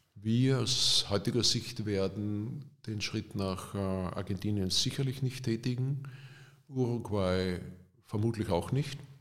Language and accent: German; Austria; als Österreicher